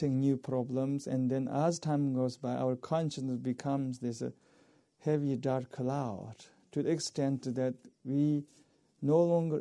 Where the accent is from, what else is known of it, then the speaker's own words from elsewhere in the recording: eastern Tibet, China; moved away; my culture is a tea culture. We all are worshippers of tea in Eastern Tibet